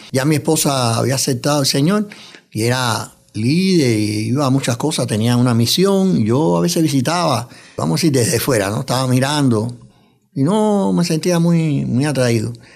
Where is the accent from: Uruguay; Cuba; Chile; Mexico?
Cuba; moved away as an adult; also born or lived in New York, United States; now in United States; He trabajado en varios órganos de prensa en mi país natal, en Cuba, también aquí en Estados Unidos, en Nueva York